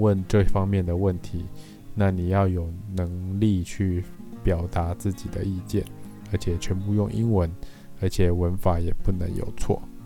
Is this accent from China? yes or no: no; Taiwan; 其实会是我们台湾人的一个还蛮呃致命的弱点